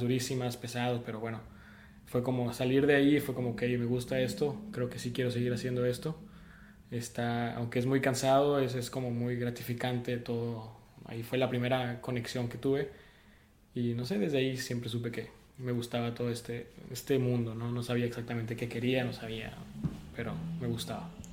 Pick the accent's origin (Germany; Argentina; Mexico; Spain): Mexico; Sonora; moved away as an adult; now in France; yo crecí en Sonora